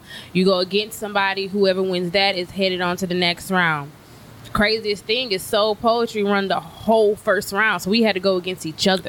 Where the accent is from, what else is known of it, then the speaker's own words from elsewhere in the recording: Louisiana, United States; moved away as an adult; now in Texas, United States; I'm from Texas, but okay. I say I'm Texas made but Louisiana raised.